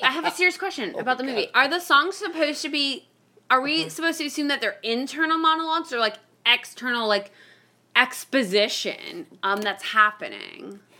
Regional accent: Miami, Florida, United States; I grew up in Miami. I lived in Miami on and off for 24 years, essentially.

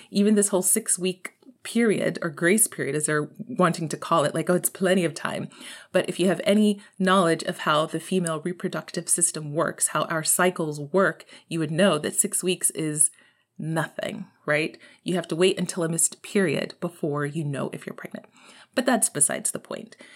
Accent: Texas, United States; I'm from Texas, y'all. I'm from Texas

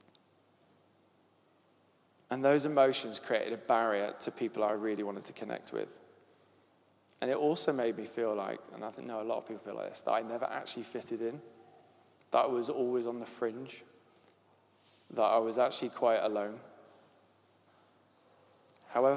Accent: Devon, South West England, United Kingdom; accent: Devon; My Devon accent

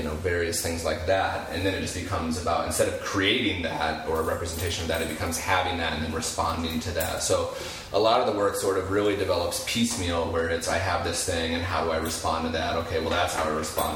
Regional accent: Springfield, Illinois, United States; I have lived the entirety of my life in central Illinois. I grew up in Springfield.

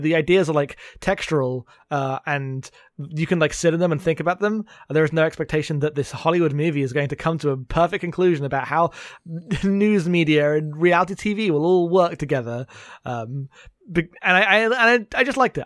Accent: United Kingdom; I'm too British

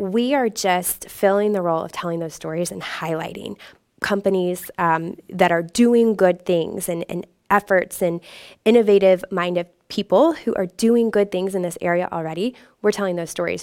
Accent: Indianapolis, Indiana, United States; moved away as an adult; I was from the Indianapolis area

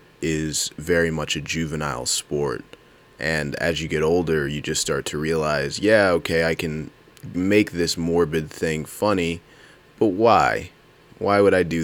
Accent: United States; I grew up in Howard County

